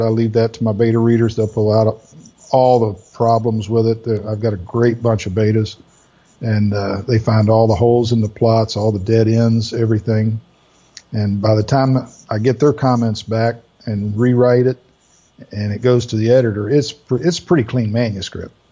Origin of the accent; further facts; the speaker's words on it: Orlando, Melbourne area, Florida, United States; moved away; also born or lived in Greenville; most of my sales were in the Orlando, Melbourne area where I grew up and in Greenville where I was living